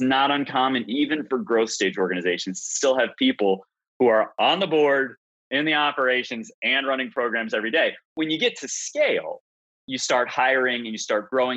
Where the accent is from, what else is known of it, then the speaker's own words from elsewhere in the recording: Chicago, Illinois, United States; moved away as an adult; also born or lived in Arkansas; I took a detour from where I was born and raised in in Chicago area to Arkansas